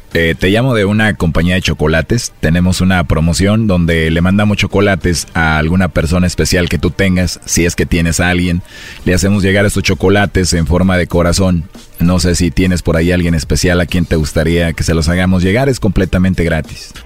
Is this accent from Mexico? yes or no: yes; Mexico; Así somos los mexicanos